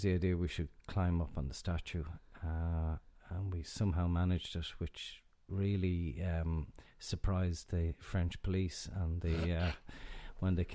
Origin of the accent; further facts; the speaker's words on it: Ireland; So we being Irish and you're abroad